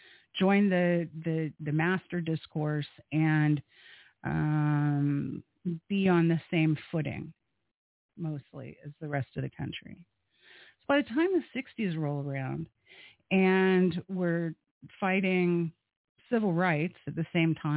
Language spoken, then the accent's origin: English; Space Coast, Florida, United States; growing up on the Space Coast